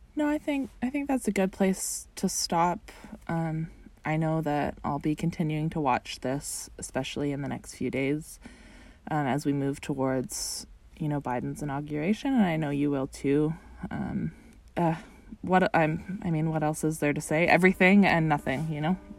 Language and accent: English; Canada; being a Canadian watching this from across the border